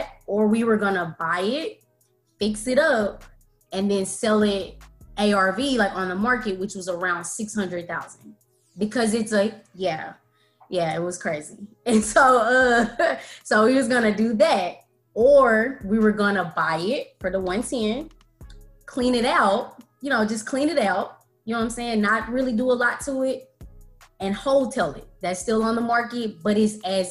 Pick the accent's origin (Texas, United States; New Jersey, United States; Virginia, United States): Texas, United States; Dallas; that's where I'm from. So grew up, born and raised